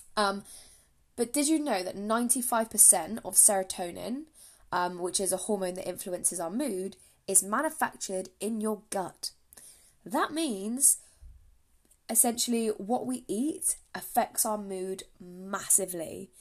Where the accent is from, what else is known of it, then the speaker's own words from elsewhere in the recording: England, United Kingdom; I am from England, if you cannot tell by my accent